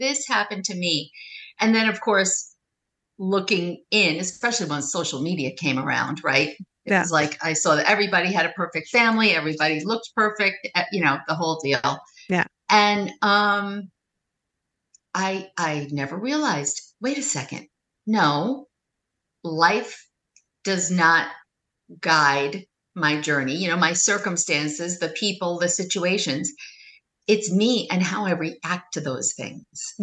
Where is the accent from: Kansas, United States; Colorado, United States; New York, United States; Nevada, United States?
New York, United States; Weight Watchers and I are the same age and we're both from New York.